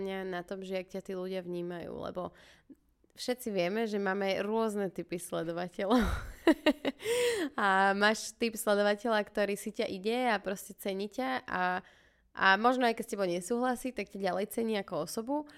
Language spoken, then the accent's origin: Slovak; Bratislava, Bratislava Region, Slovakia; sme obidve že z Bratislavy